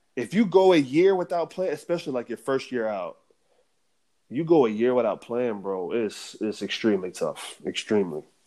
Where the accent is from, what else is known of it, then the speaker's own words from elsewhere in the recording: United States; moved away as an adult; as an American